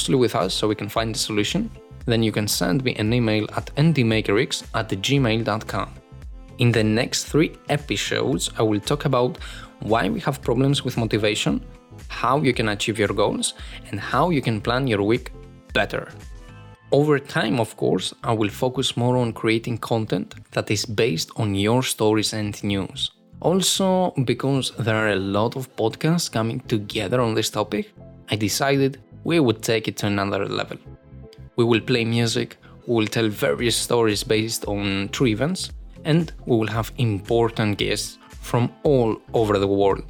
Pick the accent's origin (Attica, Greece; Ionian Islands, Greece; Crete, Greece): Attica, Greece; Athens; I was born in Greece, and more specifically, in Athens.